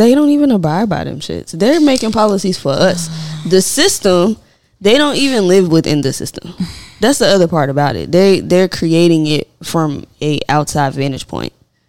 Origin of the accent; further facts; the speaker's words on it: Memphis, Tennessee, United States; I'm originally from Memphis, and I spent my summers between Central Gardens and South Parkway in Memphis, Tennessee.